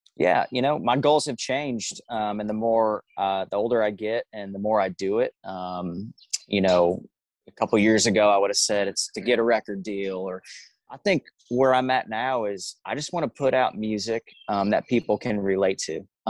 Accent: Omaha, Nebraska, United States; moved away; There's a little suburb called Millard, and um, born and raised there

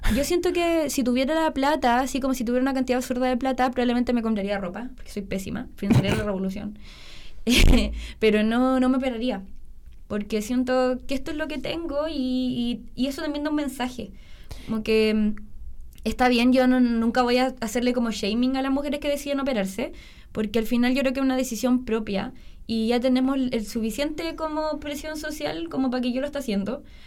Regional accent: Iquique, Tarapacá, Chile; now in Santiago, Chile; no nací en Iquique, pero me criaron allá.

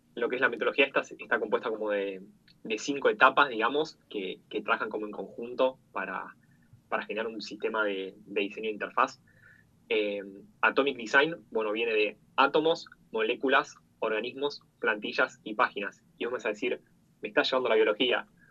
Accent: Argentina; soy, bueno, de Argentina, tengo 26 años

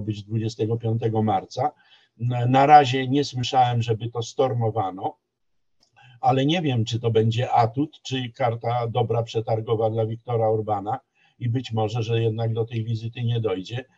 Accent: Poland

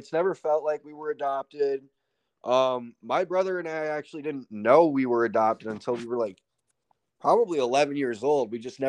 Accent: Ridgefield, United States; but growing up in Ridgefield itself, it's going to sound like first world problems came with a much different set of sort of issues, I would say. So, you know, in Ridgefield, everything was super competitive.

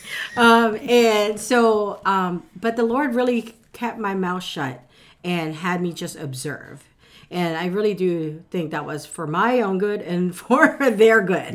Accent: Philippines; now in United States; I was born in the Philippines, but most of my family, immediate, are, are already here in the U S

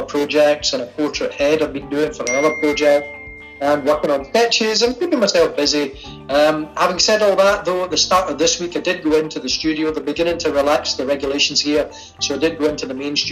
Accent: Glasgow, Scotland, United Kingdom; accent: Glaswegian; now in Philadelphia, United States; I grew up in Glasgow in Scotland

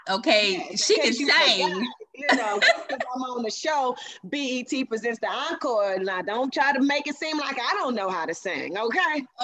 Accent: Atlanta, Georgia, United States; also born or lived in Detroit, Michigan; Yes, I was born in Detroit, but I moved to Atlanta when I was five years old. So I rep Atlanta all day, every day. This is my hometown.

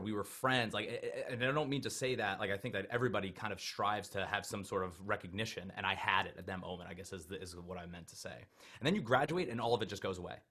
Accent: Long Island, New York, United States; I grew up on Long Island, New York

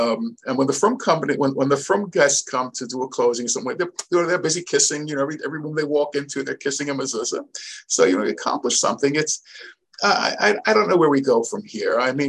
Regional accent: Muncie, Indiana, United States; when I grew up in Muncie, before it was Muncie, we only had a mezuzah on the front door.

